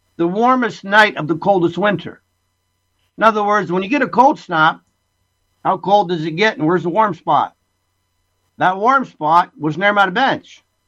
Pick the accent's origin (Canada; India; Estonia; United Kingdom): Canada; Essex County, Ontario; born or raised there; moved away as an adult; also born or lived in Italy; now in British Columbia, Canada